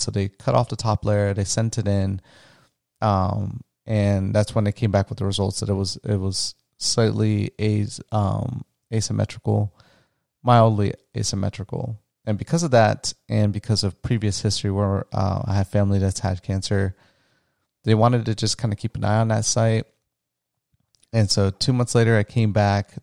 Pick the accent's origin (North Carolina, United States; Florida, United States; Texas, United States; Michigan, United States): Florida, United States; also born or lived in Orlando, Florida; where I grew up in Florida, I'll never forget in grade school